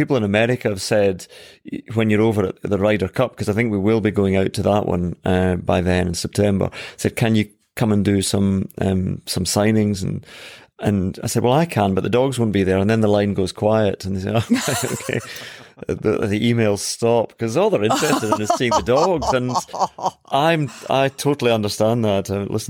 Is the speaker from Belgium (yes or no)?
no; Scotland, United Kingdom; So I come from Ayrshire.